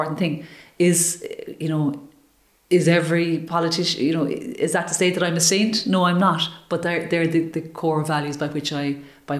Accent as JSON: {"language": "English", "country": "Ireland", "said": "that community that we have in Ireland"}